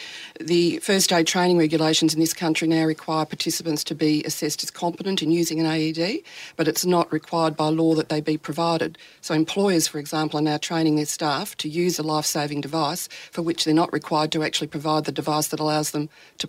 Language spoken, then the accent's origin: English; Melbourne, Victoria, Australia; From Melbourne.